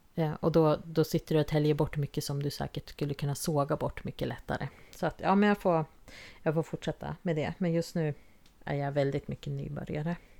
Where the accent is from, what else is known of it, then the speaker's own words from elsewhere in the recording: Jämtland, Sweden; moved away; vi kommer från eh, Jämtland och där fanns det inga vitsippor ute vilt vad jag såg i alla fall där vi växte upp.